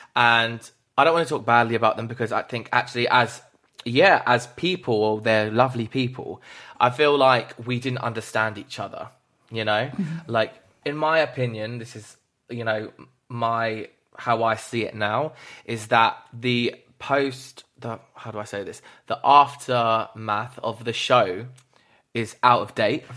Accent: United Kingdom; as British people as well, we're all fucking that way

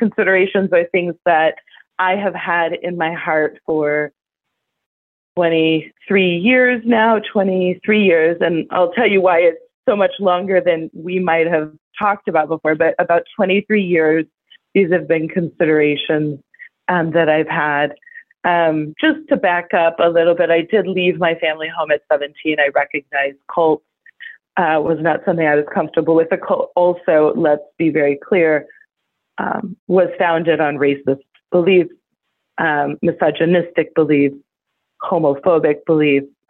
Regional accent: Las Vegas, Nevada, United States; now in Portland, United States; I was raised in Las Vegas, Nevada, actually outside of Las Vegas, Nevada, very rurally in a trailer with my eight brothers and sisters

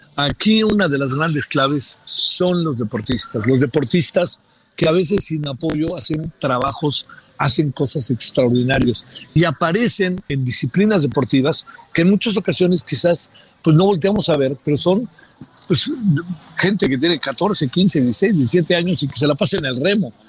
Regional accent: Mexico; soy mexicano

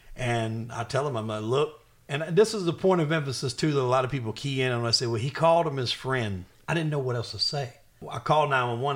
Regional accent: the South, United States; I'm from the South

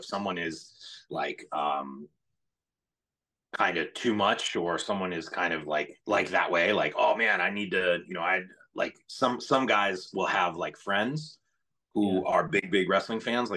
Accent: Cleveland, Ohio, United States; I'm born and raised in Cleveland

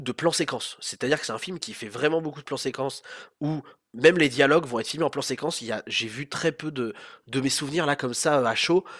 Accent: France; nous on a en tant que Français

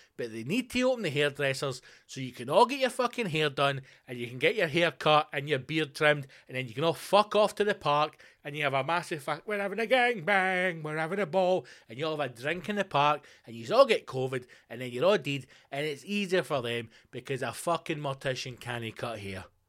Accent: Scotland, United Kingdom; in Scotland, our one percent is not the issue

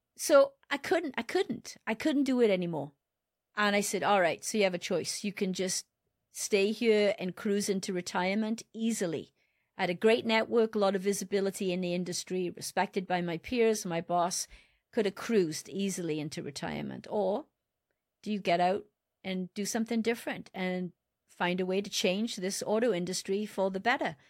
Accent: Wales, United Kingdom; moved away as an adult; I was born in Wales, and I started my career with Botswana Automotive

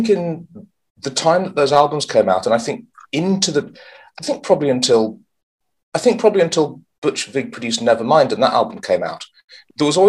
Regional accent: Tipton, West Midlands, United Kingdom; born or raised there

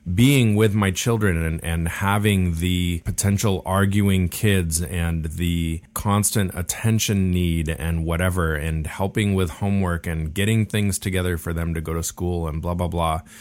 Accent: Laguna Beach, California, United States; we were born and raised in Laguna Beach

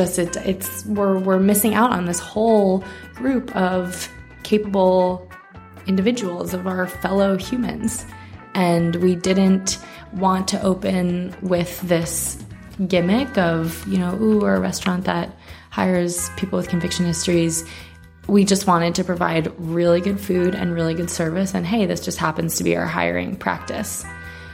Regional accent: New York, United States; moved away as an adult; also born or lived in California / Mexico City; I grew up in New York

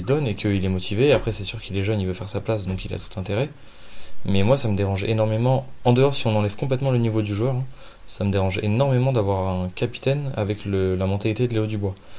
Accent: Lyon, Auvergne-Rhône-Alpes, France; en tant que lyonnais j'ai un peu baigné dedans forcément par la culture de la ville

